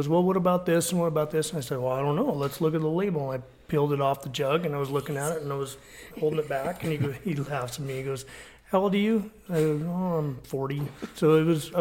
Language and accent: English; New Raymer, Colorado, United States; also born or lived in Fort Morgan, Colorado; I grew up on the Morgan County line, so I went to school in Fort Morgan.